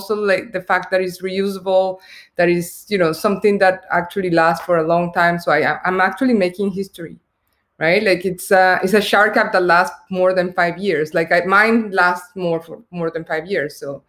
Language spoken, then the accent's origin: English; Colombia; English is a second language; Me, I'm originally from Colombia, so we do care about beauty a lot